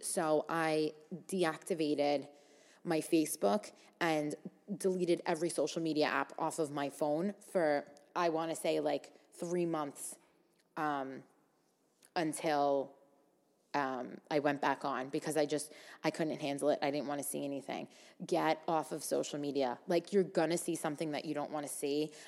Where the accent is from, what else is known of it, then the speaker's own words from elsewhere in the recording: New York City, New York, United States; me growing up in Staten Island, and, like, mostly hanging out with people from Staten Island my whole life